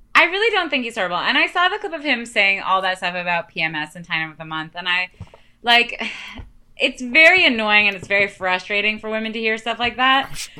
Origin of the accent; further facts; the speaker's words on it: Canada; I'm Canadian